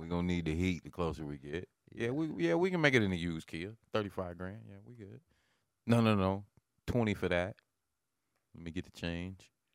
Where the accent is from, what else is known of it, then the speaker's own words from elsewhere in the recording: Lincoln, Nebraska, United States; Growing up in Lincoln, over on like, between twenty-first and really twentieth, probably about twenty-third Street.